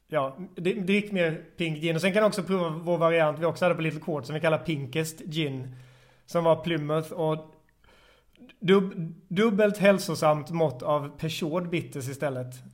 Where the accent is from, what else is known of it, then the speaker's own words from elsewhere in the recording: Småland, Sweden; Eh, eller på Instagram, bar jag hatar ibland att säga är när jag är smålänning, bar till grav.